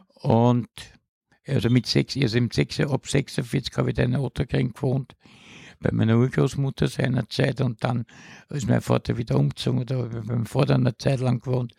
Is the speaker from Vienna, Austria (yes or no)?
yes; Vienna, Austria; also born or lived in Haldensleben, Germany; Mit Pausen bin ich aufgewachsen in 16 Bezirk